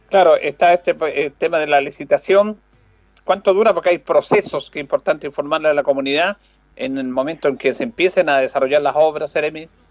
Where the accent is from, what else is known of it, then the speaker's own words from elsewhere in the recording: Chile; como los chilenos